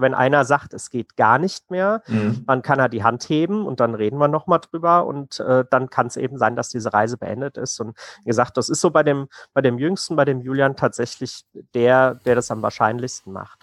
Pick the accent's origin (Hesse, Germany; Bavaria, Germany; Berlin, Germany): Hesse, Germany; wir kommen aus Hessen